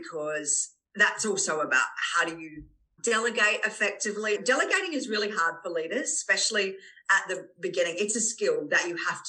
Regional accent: Australia; we as Australian women

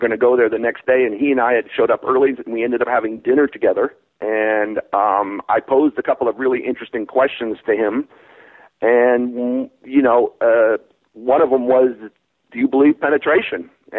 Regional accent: Hawaii, United States; I grew up in Hawaii. My parents were missionaries and very restricted Southern Baptist.

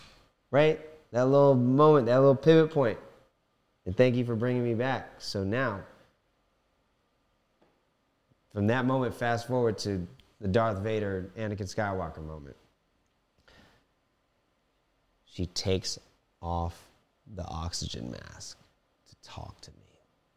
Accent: Philippines; Ako is me. Pinoy is Filipino. I am Filipino.

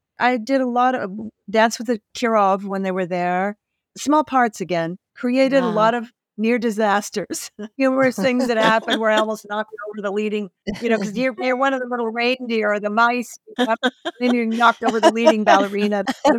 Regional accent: Canada; I grew up in Canada. I'm Canadian.

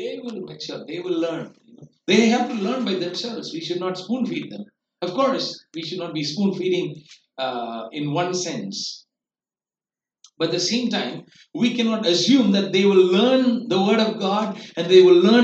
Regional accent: India; we as Indian parents

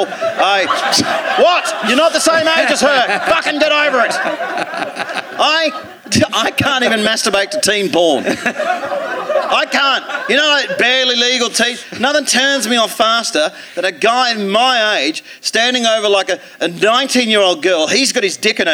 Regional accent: Australia; also born or lived in East Midlands, England; now in England; being Australian

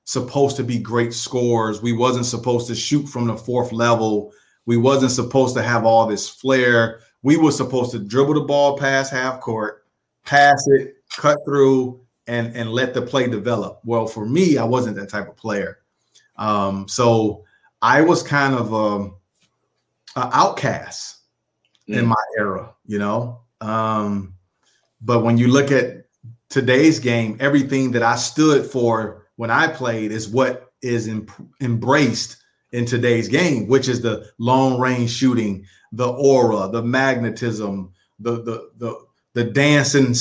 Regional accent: Detroit, Michigan, United States; growing up in Detroit

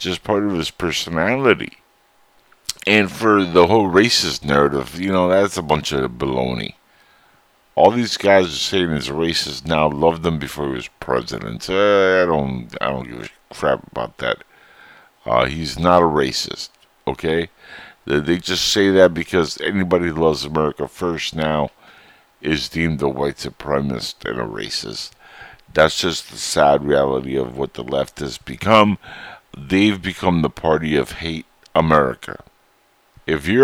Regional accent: United States; we, as American citizens

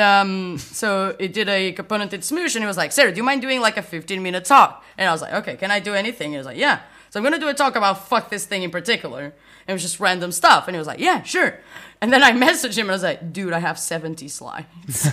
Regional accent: a small town near Porto, Norte, Portugal; moved away as an adult; now in Berlin, Germany; I am originally from Portugal, a small town near Porto, just moved to Berlin.

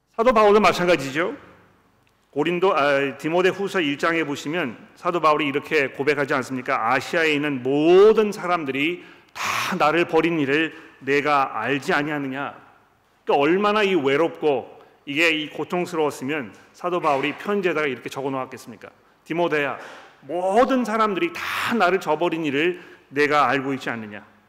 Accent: South Korea; 우리 한국 사람들은

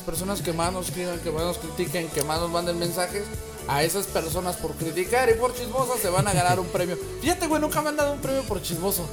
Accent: Mexico; moved away; como ciudadanos mexicanos

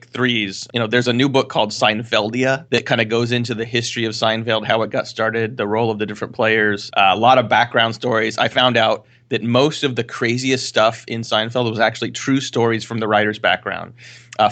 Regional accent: California, United States; I grew up in California. My family's from the Midwest

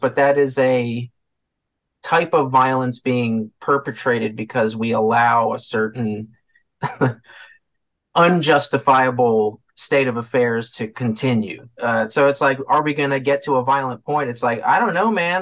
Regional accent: Catonsville, Maryland, United States; where I grew up was in Catonsville, Maryland

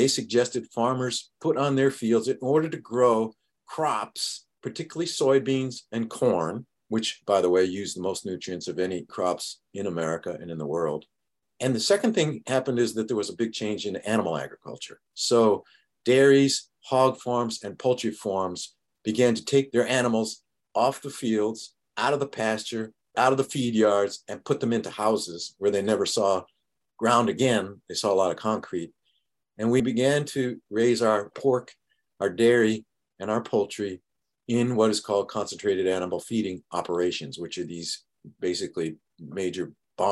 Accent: New York, United States; I grew up in New York

